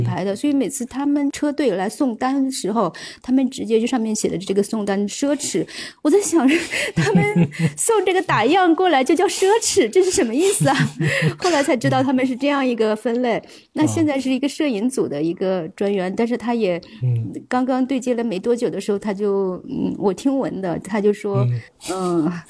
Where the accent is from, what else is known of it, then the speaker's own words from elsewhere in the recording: China; 我说：“我是中国人里面可能比较少数的这种人群，包括我的想法，包括我对于一些事情的看法等等什么的，我们。”